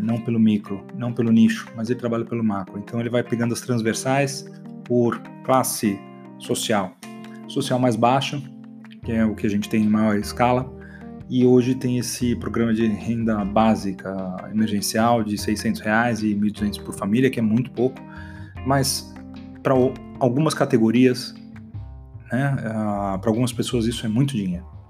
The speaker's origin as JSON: {"language": "Portuguese", "country": "Brazil", "said": "como um bom brasileiro"}